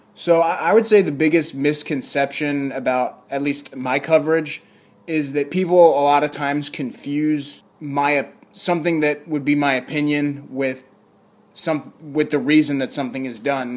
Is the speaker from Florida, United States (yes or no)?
no; Virginia, United States; moved away; I'm from Virginia